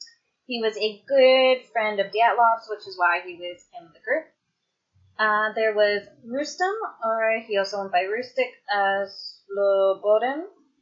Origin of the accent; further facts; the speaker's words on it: Canada; I'm Canadian, where our second